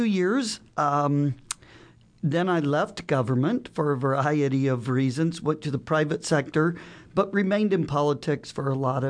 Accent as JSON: {"language": "English", "town": "Council Bluffs", "region": "Iowa", "country": "United States", "tie": "born or raised there", "also_born_or_lived": "Wayne, Nebraska", "moved": "as an adult", "lives_now": "Omaha, United States", "said": "I grew up in Council Bluffs."}